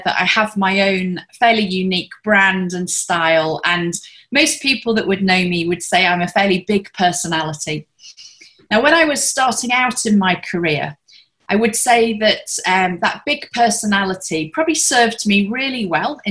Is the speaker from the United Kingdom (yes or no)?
yes; the north of England, United Kingdom; moved away as an adult; also born or lived in Hong Kong; now in Singapore; I'm a Brit originally and come from the north of England